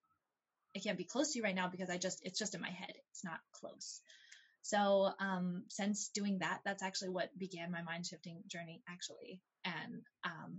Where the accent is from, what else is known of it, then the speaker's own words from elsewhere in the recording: Ohio, United States; now in Texas, United States; I grew up in Ohio, actually. So far from here.